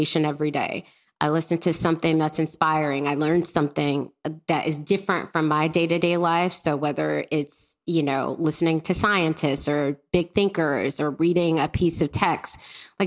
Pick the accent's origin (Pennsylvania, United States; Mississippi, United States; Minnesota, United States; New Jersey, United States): Mississippi, United States; I grew up in Mississippi.